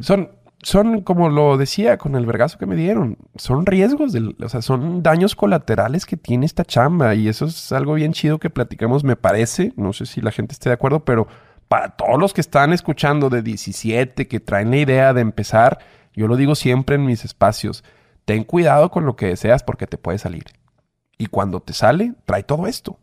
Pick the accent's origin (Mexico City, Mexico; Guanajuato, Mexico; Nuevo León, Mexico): Nuevo León, Mexico; Monterrey; yo soy regio